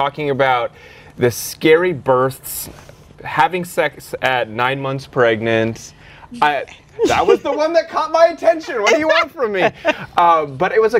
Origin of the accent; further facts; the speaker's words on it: Denver, Colorado, United States; moved away; Denver, by the way, which is my hometown